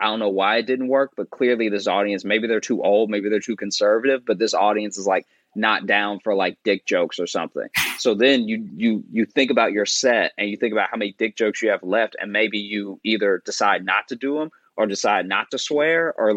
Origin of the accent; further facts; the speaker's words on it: Louisiana, United States; also born or lived in Chicago; now in New York, United States; I was born in Louisiana. Mm-hmm. And then grew up my childhood Louisiana. Then I moved to Chicago, and that's where I started doing comedy